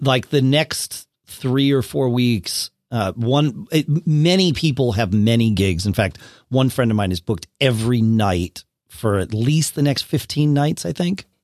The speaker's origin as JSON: {"language": "English", "region": "Connecticut", "country": "United States", "tie": "born or raised there", "also_born_or_lived": "Austin, Texas", "moved": "as an adult", "said": "I grew up in Connecticut, then we moved down to Austin, then we moved back to Connecticut"}